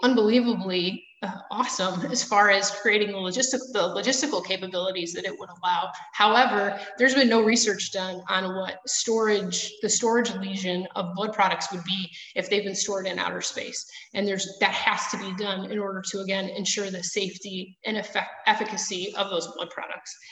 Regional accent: Chicago, Illinois, United States; accent: Midwest; moved away; also born or lived in Milwaukee, Wisconsin; I am also from the Chicago area, so my um, Alabama accent is missing as well. Um, but the Midwest one comes out every once in a while

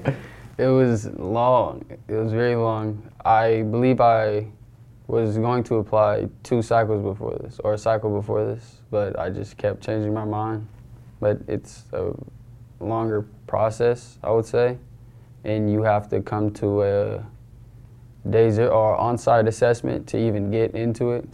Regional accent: Renton, Washington, United States; I'm from Renton, Washington

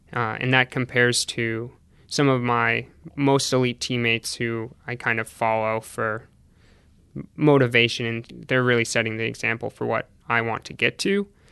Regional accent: Hopkinton, New Hampshire, United States; also born or lived in Burlington, Vermont; I went to high school in New Hampshire

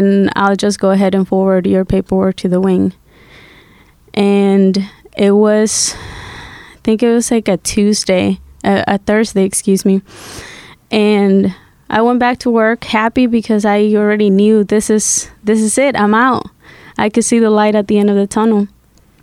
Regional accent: Guatemala; English is a second language; also born or lived in Massachusetts; now in United States; I grew up in Guatemala, and in 2000, I came to the U.S. through political asylum.

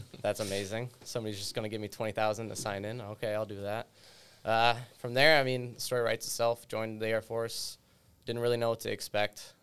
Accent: United States; I grew up in, uh, the western part of the state, so more rural

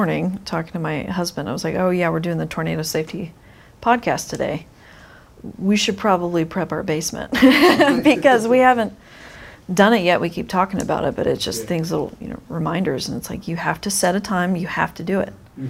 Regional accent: Oklahoma, United States; also born or lived in Moore; someone who's born and raised in Oklahoma

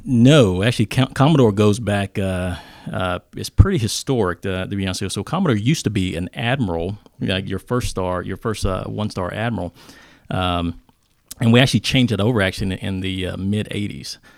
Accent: Mount Airy, North Carolina, United States; moved away; I grew up in a very small town in, uh, Mount Airy, North Carolina.

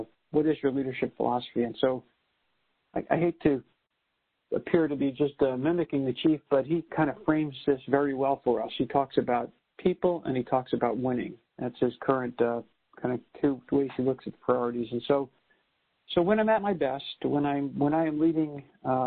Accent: New York City, New York, United States; moved away; I'm a New Yorker, a first-generation American

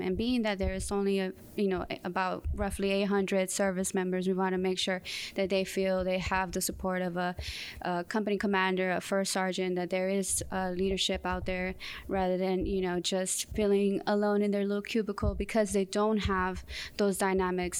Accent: Southern California, United States; moved away as an adult; also born or lived in Mexico City, Mexico / Fort Bragg, North Carolina; I was raised in Southern California

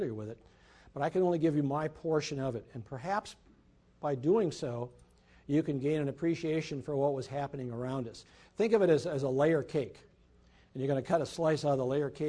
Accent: Mankato, Minnesota, United States; I was born and raised in Mankato, Minnesota

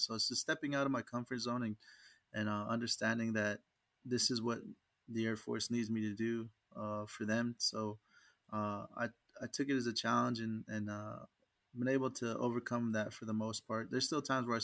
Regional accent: Oklahoma, United States; I ended up getting stationed in my home state

